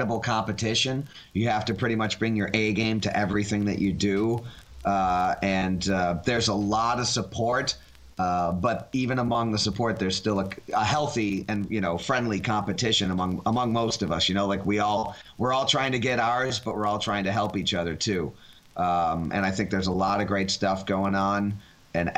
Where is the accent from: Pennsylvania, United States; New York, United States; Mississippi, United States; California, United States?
New York, United States; Buffalo; moved away as an adult; now in New York City, United States; I was actually born and bred in Buffalo. So technically New York State, but not New York City